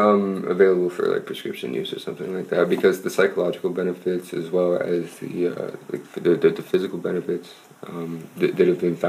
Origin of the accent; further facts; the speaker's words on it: Pennsylvania, United States; I'm from Pennsylvania